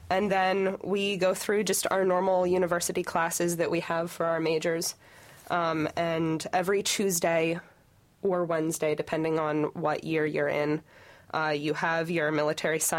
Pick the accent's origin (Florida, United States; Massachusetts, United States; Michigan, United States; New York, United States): Michigan, United States; I'm from Michigan, but growing up, I grew up in a U of M fan household